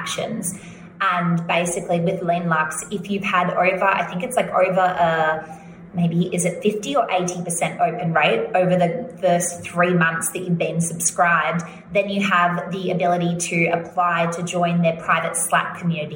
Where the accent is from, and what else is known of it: Australia; accent: Australian